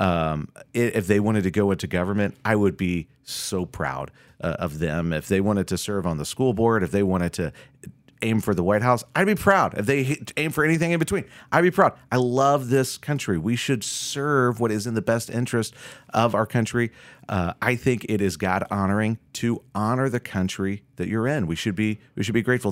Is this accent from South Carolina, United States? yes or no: no; Florida, United States; now in Minnesota, United States; I grew up doing in Florida